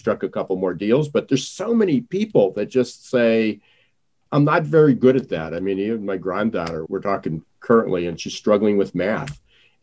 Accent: United States; I'm in this country as an American

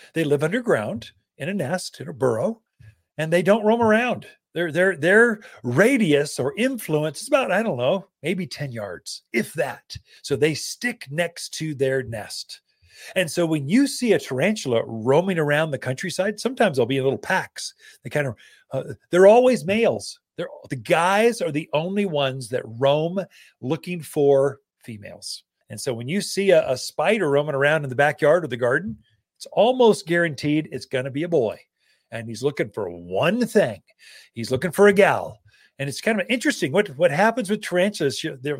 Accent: Prescott, Arizona, United States; Now, I grew up in Prescott, Arizona. So this Central Highlands area.

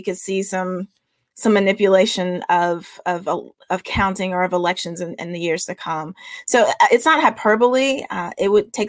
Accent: the South, United States; a Southerner who believes in Southern hospitality

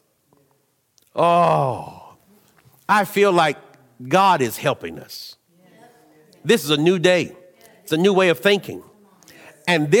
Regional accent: United States; I'm Western. I'm American. I like being American

